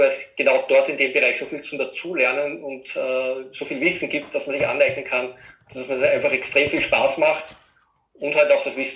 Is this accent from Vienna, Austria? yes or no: yes; Vienna, Austria; ich komme aus Österreich, aus dem Raum Wien.